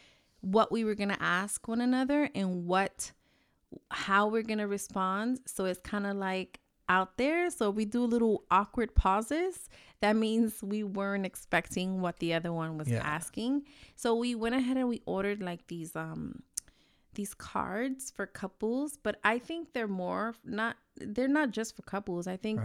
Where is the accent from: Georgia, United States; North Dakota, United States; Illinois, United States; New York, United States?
New York, United States; I'm from New York. You know how it is. We talk with our hands.